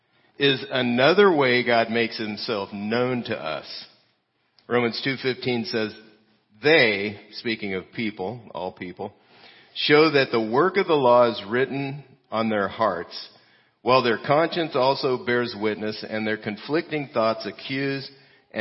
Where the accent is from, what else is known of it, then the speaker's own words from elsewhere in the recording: California, United States; moved away; I'm Californian